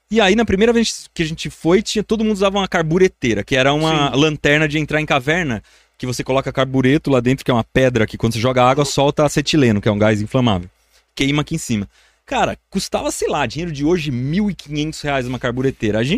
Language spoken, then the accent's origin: Portuguese; Piedade, São Paulo, Brazil; now in São Paulo, Brazil; eu sou é bairrista, cresci na Mata Atlântica lá em Piedade